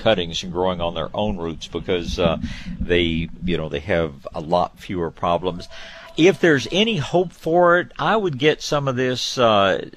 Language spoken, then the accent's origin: English; Tyler, Texas, United States; I was born in Tyler, and they call that the rose capital of Texas